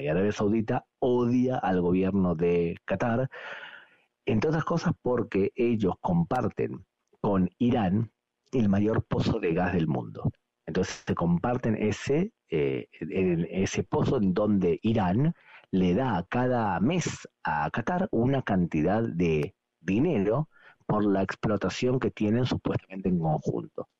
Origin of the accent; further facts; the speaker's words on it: Argentina; moved away; nací en Argentina